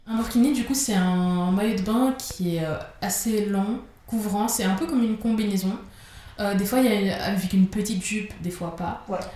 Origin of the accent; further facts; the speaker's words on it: Geneva, Switzerland; je suis de Genève.